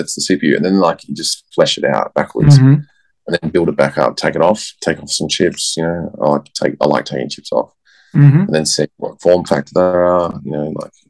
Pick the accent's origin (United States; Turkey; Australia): Australia; I'm Australian, I swear a lot.